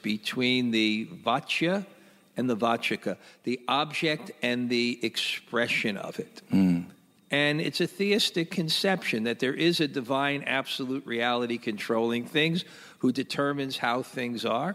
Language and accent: English; New York City, New York, United States; when I was young, and I grew up in Brooklyn